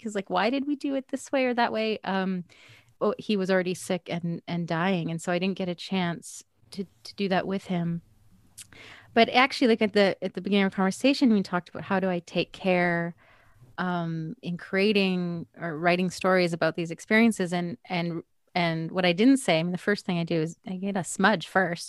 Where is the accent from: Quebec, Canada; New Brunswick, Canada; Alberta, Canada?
Alberta, Canada; Edmonton; moved away as an adult; also born or lived in British Columbia; now in Toronto, Canada; I grew up in Edmonton. That's where I'm from. Then I lived in BC for 17 years, and I've been here for 7 years.